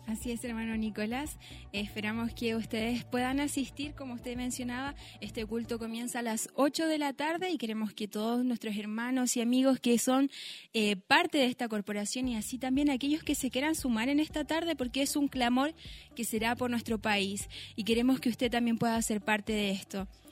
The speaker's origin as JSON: {"language": "Spanish", "country": "Chile", "said": "nosotros como, como chilenos"}